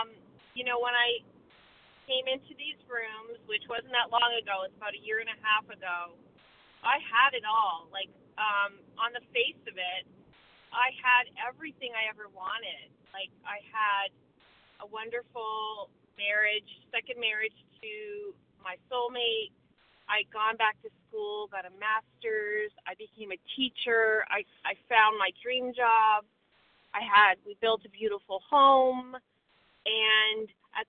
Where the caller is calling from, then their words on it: Vermont, United States; I'm from Vermont, and I'm a recovered compulsive overeater.